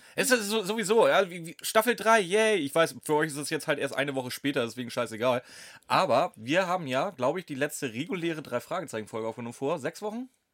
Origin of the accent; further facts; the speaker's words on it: Steinburg, Schleswig-Holstein, Germany; ich bin Steinburger